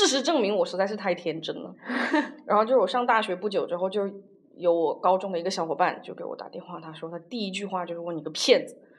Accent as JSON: {"language": "Chinese", "country": "China", "moved": "yes", "said": "我们中国人"}